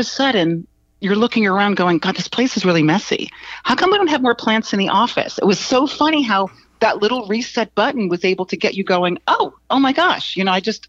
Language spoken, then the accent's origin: English; East Coast, United States; now in Los Angeles, United States; I came from the East Coast, and when I first moved to Los Angeles, I instantly somehow got attracted to Venice